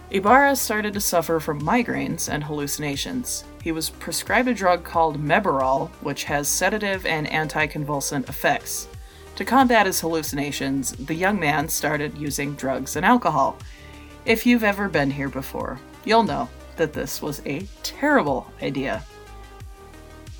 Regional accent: Utah, United States; had to have some ties to my home state

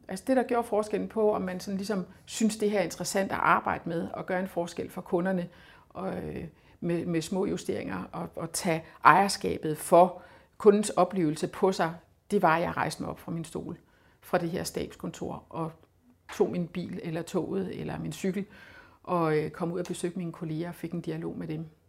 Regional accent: Funen, Southern Denmark, Denmark; jeg kommer fra Fyn, og jeg stammer fra

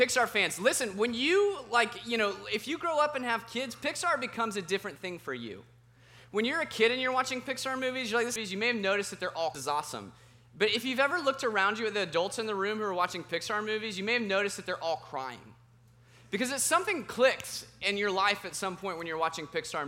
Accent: Roswell, Georgia, United States; moved away as an adult; also born or lived in Colorado; I grew up in Roswell, Georgia

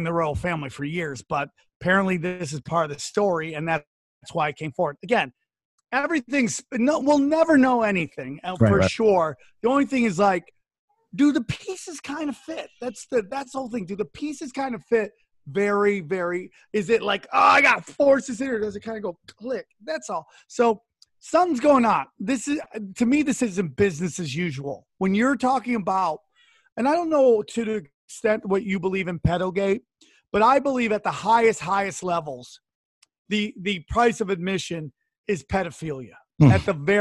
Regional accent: Niagara Falls, New York, United States; now in Los Angeles, United States; I was born in Niagara Falls

